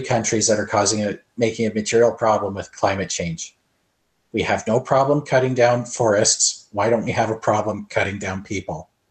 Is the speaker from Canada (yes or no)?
yes; Canada; as a Canadian